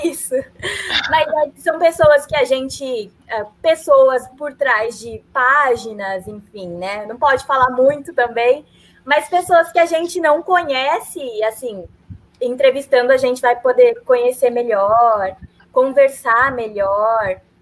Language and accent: Portuguese; São Paulo, Brazil; moved away as an adult; now in Londrina, Brazil; eu sou de São Paulo